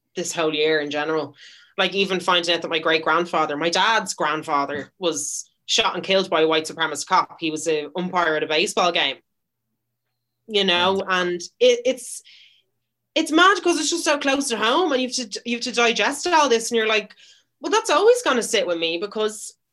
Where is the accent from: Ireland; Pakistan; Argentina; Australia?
Ireland; Dublin, Leinster; I'm Irish. I was literally born in the Rotunda.